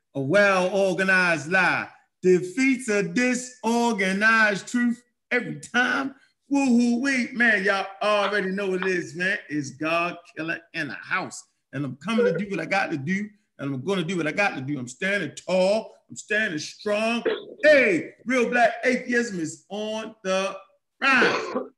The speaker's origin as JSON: {"language": "English", "town": "Baltimore", "region": "Maryland", "country": "United States", "tie": "born or raised there", "said": "I grew up in Baltimore, Maryland"}